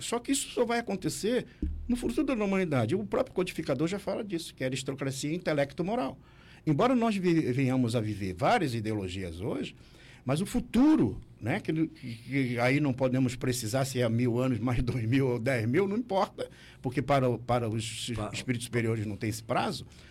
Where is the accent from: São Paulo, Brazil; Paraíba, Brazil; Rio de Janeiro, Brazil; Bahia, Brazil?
Rio de Janeiro, Brazil; Nilópolis; moved away as an adult; now in Santa Catarina, Brazil; eu sou do Rio de Janeiro, né? Nasci lá na cidade de Nilópolis